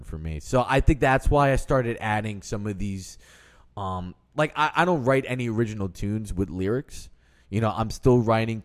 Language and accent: English; Westchester County, New York, United States; I grew up in New York. I'm not New York City, but I grew up in, like, Westchester County